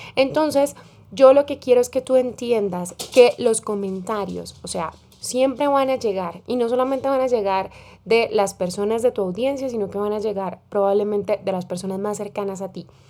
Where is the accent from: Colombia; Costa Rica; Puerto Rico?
Colombia; como decimos en mi país, en Colombia